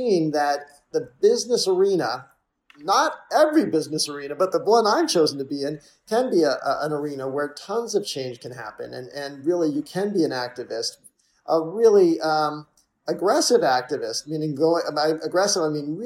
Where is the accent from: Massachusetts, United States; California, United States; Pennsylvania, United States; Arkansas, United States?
Massachusetts, United States; I grew up in Massachusetts